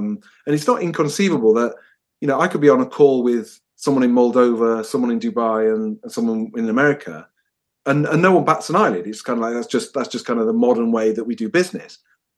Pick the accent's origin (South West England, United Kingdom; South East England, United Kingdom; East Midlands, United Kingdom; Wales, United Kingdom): East Midlands, United Kingdom; Nottingham; I'm from Nottingham originally, but we've pinballed all over the place, but we were always destined to finish up here.